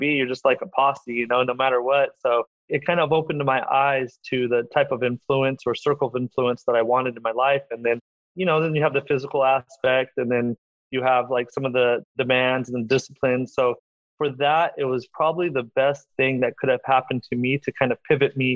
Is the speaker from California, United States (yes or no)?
yes; Madera, California, United States; moved away as an adult; also born or lived in Michigan; I'm obviously from Madera and we graduated in 98